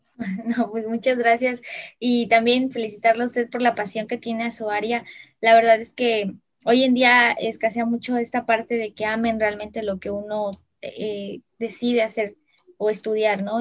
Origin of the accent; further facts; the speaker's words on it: Veracruz, Mexico; los que somos de aquí de Veracruz